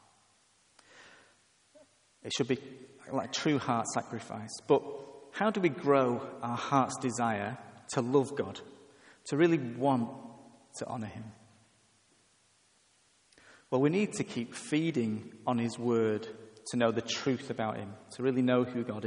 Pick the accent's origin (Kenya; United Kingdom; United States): United Kingdom; England; I am English